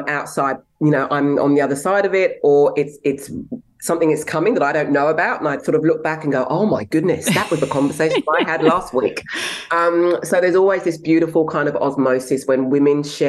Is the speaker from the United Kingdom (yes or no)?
yes; England, United Kingdom; now in Australia; I was born in England, but I have Nigerian heritage. I'm an Australian citizen, and I've had a very, very diverse life.